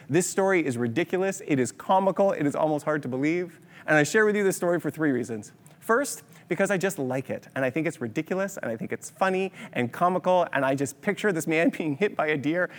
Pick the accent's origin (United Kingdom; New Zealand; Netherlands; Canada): Canada; Kitchener-Waterloo, Ontario; we're from Kitchener-Waterloo